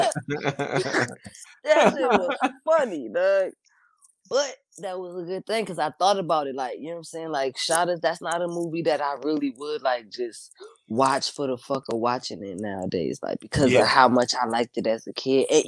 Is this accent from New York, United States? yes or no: no; Richmond, Virginia, United States; I'm fucking from Richmond